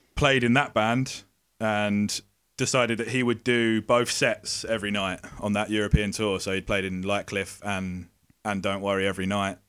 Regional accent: Essex, East of England, United Kingdom; we would play in pubs in our, in our local area in Essex

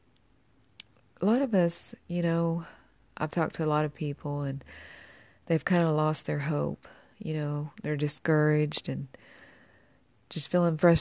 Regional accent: Tennessee, United States; moved away; I'm originally from Tennessee

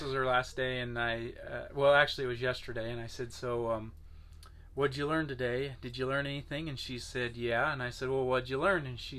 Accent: Bedford, Iowa, United States; we're from Bedford, Iowa.

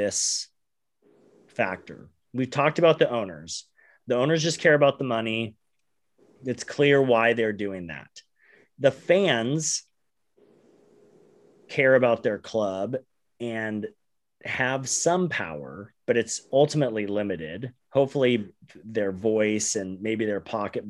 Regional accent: Phoenix, Arizona, United States; we're from Phoenix

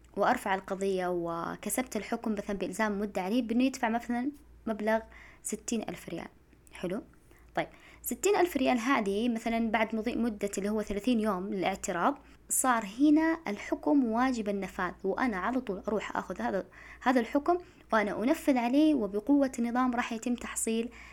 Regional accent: Saudi Arabia; إحنا عندنا في المملكة العربية السعودية

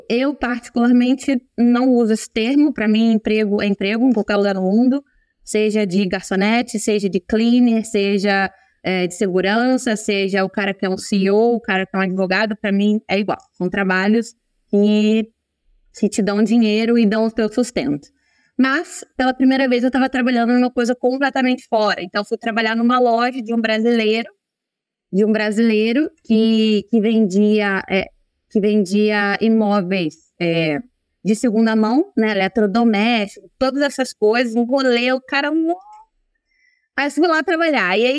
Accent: Italy; also born or lived in Brazil; Eu nasci no Brasil e eu vim para Itália quando eu era um bebê ainda, com os meus pais.

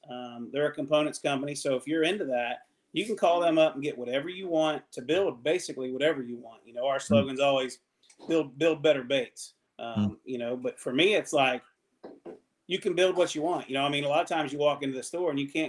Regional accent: Ohio River, United States; So once again, growing up on the Ohio River, you know, it always seemed like you had to tinker with your baits, do something different.

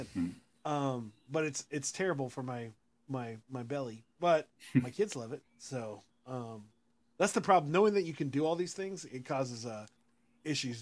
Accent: Austin, Texas, United States; I'm from Austin

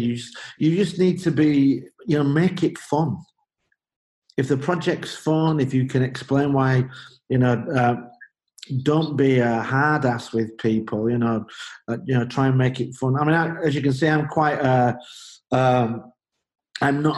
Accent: Leeds, Yorkshire and the Humber, United Kingdom; moved away as an adult; also born or lived in Belgium; I'm from Leeds in the north of England, Leeds United

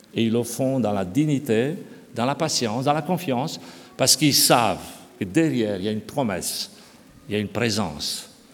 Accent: Romania; moved away; je suis né en Roumanie, j'ai connu une partie de cette période.

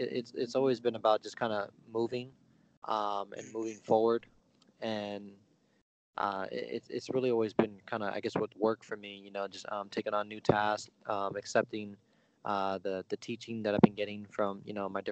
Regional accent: San Francisco, California, United States; also born or lived in Bay Area; I was born in San Francisco. You know, lived all throughout the Bay Area pretty much.

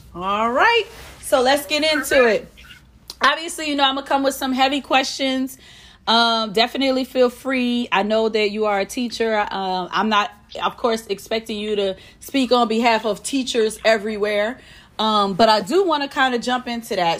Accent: New Orleans, Louisiana, United States; now in Houston, United States; I hail from New Orleans, but I'm currently residing in Houston, Texas

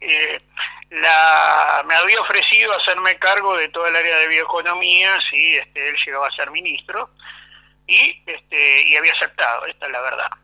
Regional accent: Argentina

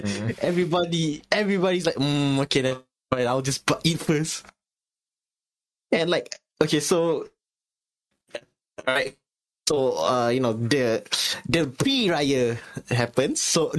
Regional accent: Sungai Petani, Kedah, Malaysia; now in Kuala Lumpur, Malaysia; from my hometown of Sungai Petani Kedah

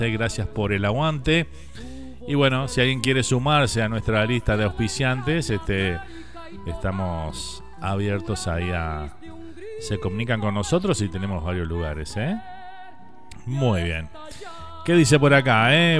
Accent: Uruguay; moved away

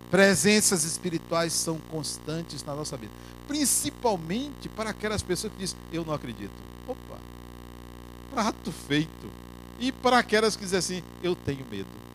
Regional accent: Salvador, Bahia, Brazil; quando eu vim do interior da Bahia morar aqui

